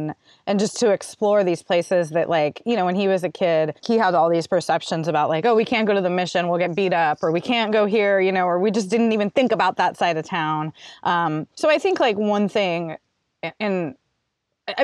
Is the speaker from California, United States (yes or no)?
yes; San Diego, California, United States; also born or lived in Santa Barbara; now in San Francisco, United States; I was born and raised in San Diego. I was actually born to two native Californian parents. My mom's grandparents were Armenian.